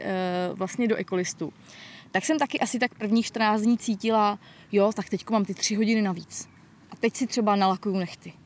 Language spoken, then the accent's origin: Czech; Most, Ústí nad Labem Region, Czechia; also born or lived in Prague; now in Czech Republic; původně jsem samozřejmě z Mostu, ale jako nikdy jsem nebydlela mimo město